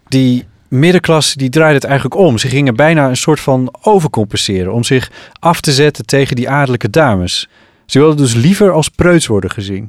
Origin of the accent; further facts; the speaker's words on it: Friesland, Netherlands; uit dat kleine dorpje in Friesland waar ik ben opgegroeid.